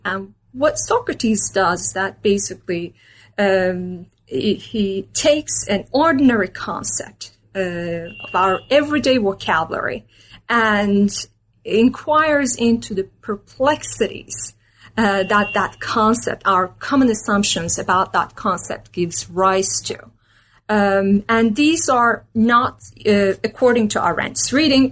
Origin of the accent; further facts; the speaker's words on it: Istanbul, Turkey; moved away as an adult; also born or lived in Minnesota, United States; I was born and raised in Istanbul, Turkey.